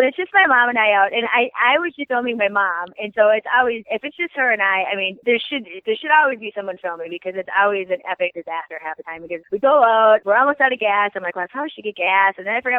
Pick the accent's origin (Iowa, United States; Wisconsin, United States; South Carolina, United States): Iowa, United States; we're just rednecks from Iowa that are lucky that people like our show